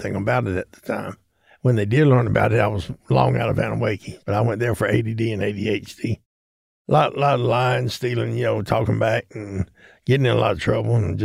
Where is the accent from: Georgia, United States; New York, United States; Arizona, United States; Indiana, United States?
Georgia, United States; Atlanta; I grew up here in Atlanta. I've been here since I was about knee-high to a goat